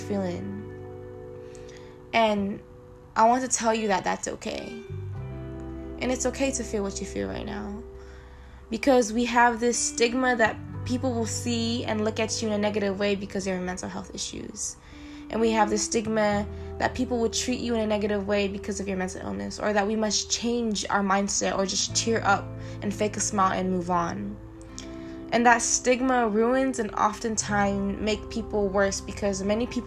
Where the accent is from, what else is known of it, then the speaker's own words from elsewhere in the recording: Stockton, California, United States; I'm a proud Filipino woman who was born and raised in Stockton, California.